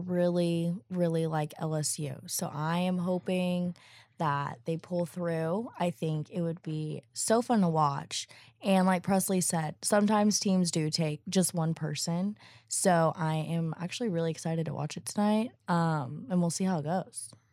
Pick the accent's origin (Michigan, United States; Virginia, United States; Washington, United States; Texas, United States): Texas, United States; Fort Worth; I'm from Fort Worth.